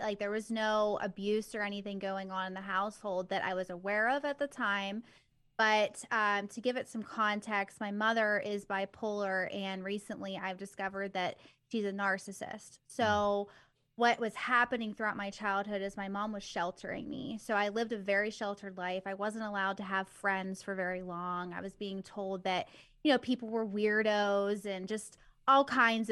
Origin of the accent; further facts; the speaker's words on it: Bridgeville, Pennsylvania, United States; born and raised here in Pennsylvania, near Pittsburgh, and I have not left.